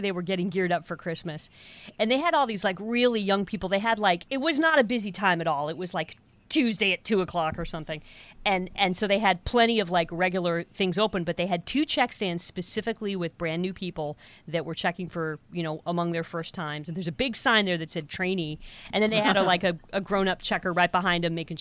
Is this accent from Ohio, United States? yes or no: yes; Toledo, Ohio, United States; I grew up in Toledo, which is like, you know, just an hour from Canada